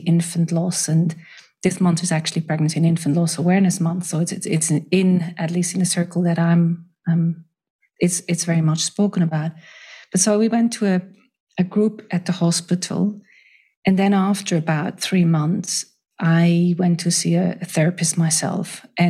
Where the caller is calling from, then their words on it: Switzerland; I'm joining from Switzerland.